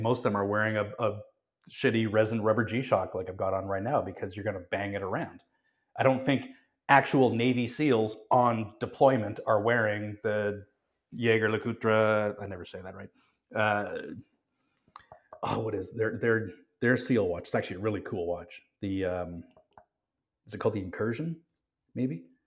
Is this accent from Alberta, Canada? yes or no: yes; Calgary, Alberta, Canada; I grew up in Calgary, um, quite close to the Rocky Mountains